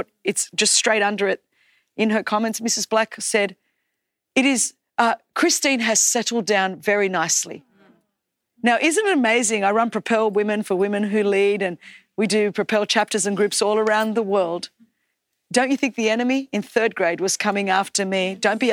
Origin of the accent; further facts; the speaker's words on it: Australia; English is a second language; you're not Australian enough, that you sound too ethnic because I had a strong accent because I was just learning English.